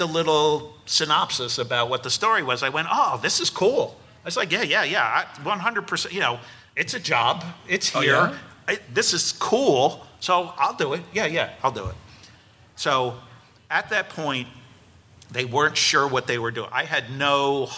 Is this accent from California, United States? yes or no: no; New Jersey, United States; I grew up in New Jersey